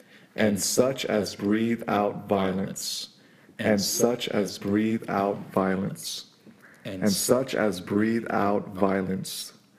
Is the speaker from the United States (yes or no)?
yes; San Francisco, California, United States; San Francisco, California.